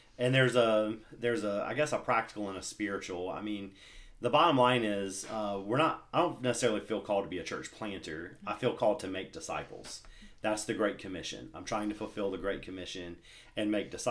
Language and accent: English; Mississippi, United States; also born or lived in Northern Virginia; now in Fredericksburg, United States; I'm originally from Mississippi, but moved to Virginia, and I've been in the Northern Virginia, D.C. area for almost 12 years now